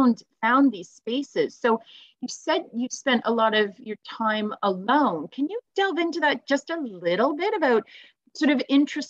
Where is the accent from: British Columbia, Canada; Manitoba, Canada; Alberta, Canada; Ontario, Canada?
Ontario, Canada; Newmarket; I grew up in Newmarket. I was born in Northwestern Ontario for the first 5 years of my life and really had that nature connection. And then when we came to Southern Ontario